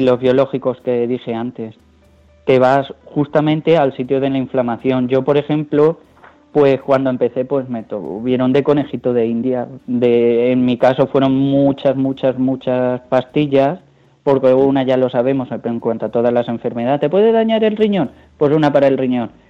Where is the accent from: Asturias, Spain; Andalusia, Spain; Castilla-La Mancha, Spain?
Castilla-La Mancha, Spain; Ciudad Real; como soy de Ciudad Real